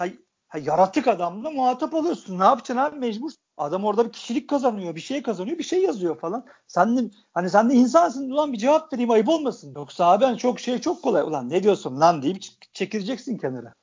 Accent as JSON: {"language": "Turkish", "region": "Istanbul", "country": "Turkey", "tie": "born or raised there", "said": "Ben, hani İstanbul'un İstanbullusuyum. Ben mahallede büyüdüm."}